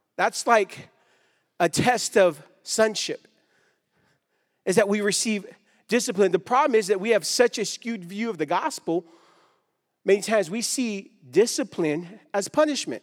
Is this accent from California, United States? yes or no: yes; Stockton, California, United States; I grew up in Stockton, California.